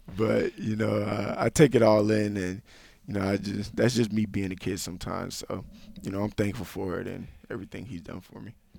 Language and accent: English; Tampa, Florida, United States; moved away as an adult; I grew up in Tampa, Florida